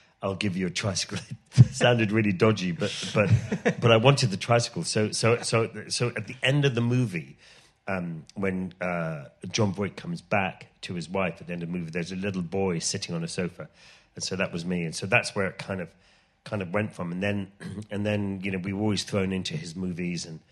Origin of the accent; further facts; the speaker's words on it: Ireland; moved away; it was funny growing up in Ireland because we grew up in the middle of the countryside in Ireland